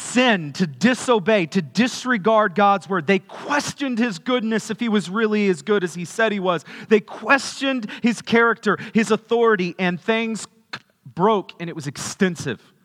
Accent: Kerrville, Texas, United States; I was born in Kerrville

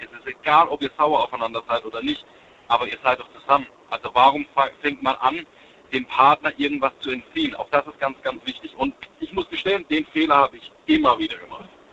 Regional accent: Sinsheim, Baden-Württemberg, Germany; Ich komme aus Sinsheim

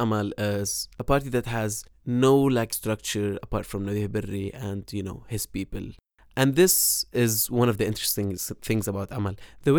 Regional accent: Beirut, Beirut Governorate, Lebanon; the part of Beirut that I grew up in West Beirut

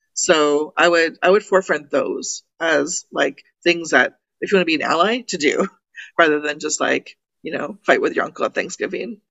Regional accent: Toronto, Ontario, Canada; I'm from Toronto

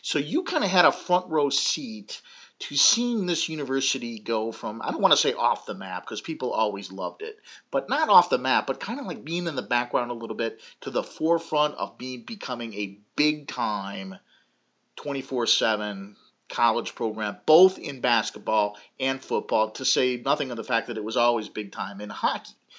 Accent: Illinois, United States; I was an out-of-state student, I was from Illinois

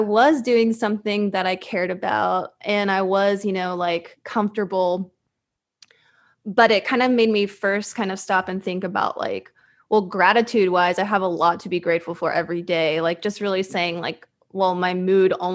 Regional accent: Fayetteville, Arkansas, United States; moved away as an adult; also born or lived in Little Rock, Arkansas; now in Los Angeles, United States; I spent, like, high school and college in Fayetteville, so I feel like I'm more from Fayetteville

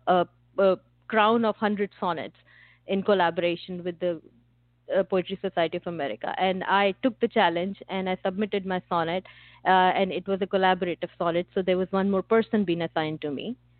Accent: India; growing up in India

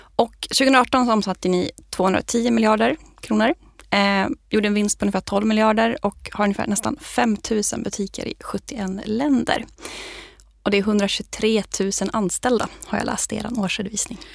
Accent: Sweden; som svensk

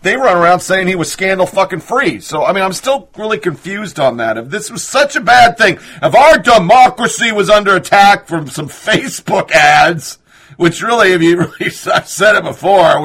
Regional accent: Oregon, United States; moved away as an adult; now in Tennessee, United States; I'm a Tennessean, born and raised in Oregon, lived in the world as an Army dude

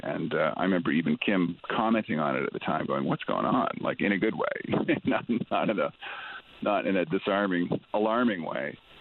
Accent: Ontario, Canada; I was born and raised in Ontario

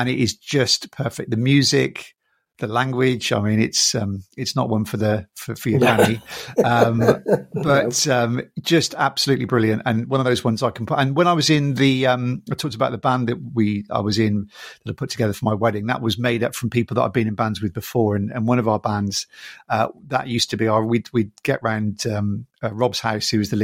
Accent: England, United Kingdom; I'm Irish as well as British. I'm born in England, but I've got an Irish family.

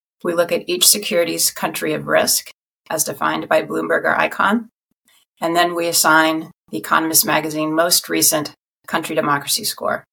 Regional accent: United States; also born or lived in Virginia / Philippines; I grew up on the East Coast outside of Washington, D.C.

